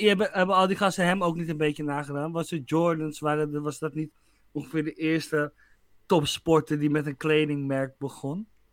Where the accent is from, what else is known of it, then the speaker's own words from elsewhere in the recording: Netherlands; wij als Nederlander